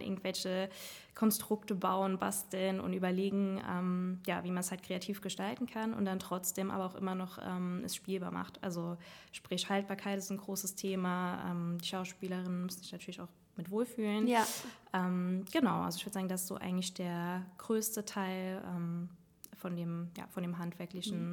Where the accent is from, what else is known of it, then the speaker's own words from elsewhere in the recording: Saarland, Germany; moved away as an adult; now in Trier, Germany; Ich komme aus dem Saarland